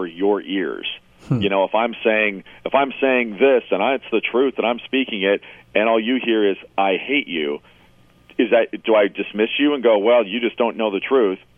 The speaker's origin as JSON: {"language": "English", "town": "Portland", "region": "Oregon", "country": "United States", "tie": "born or raised there", "said": "my hometown of, you know, Portland, Oregon here"}